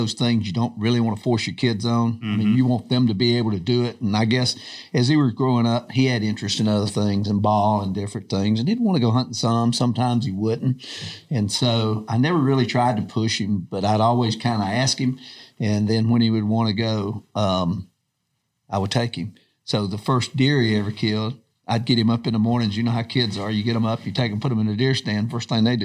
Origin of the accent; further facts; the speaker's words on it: Georgia, United States; growing up in Georgia, had two older brothers